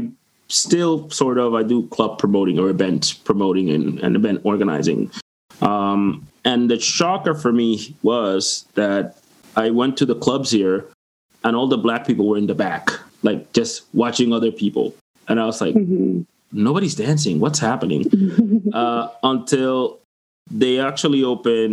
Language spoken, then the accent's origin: English; Dominican Republic; now in Moncton, Canada; I'm from the Dominican Republic